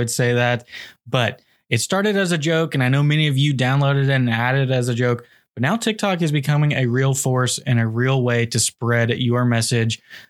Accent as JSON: {"language": "English", "region": "Tennessee", "country": "United States", "moved": "yes", "said": "We are originally from Tennessee."}